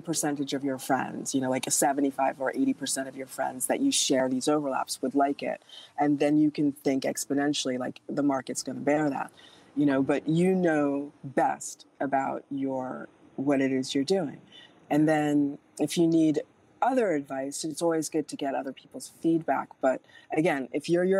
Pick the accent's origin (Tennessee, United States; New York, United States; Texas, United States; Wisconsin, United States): New York, United States; New York City; also born or lived in Berkshires; now in Los Angeles, United States; I grew up in Manhattan, and I live, you know, in Los Angeles